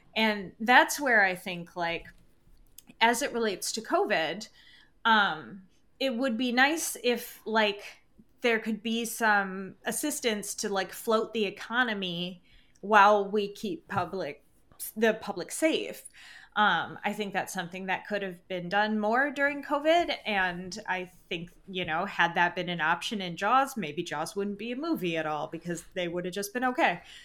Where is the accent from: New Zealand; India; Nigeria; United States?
United States; Michigan; moved away; also born or lived in Upper Peninsula, Michigan; I'm originally from Michigan.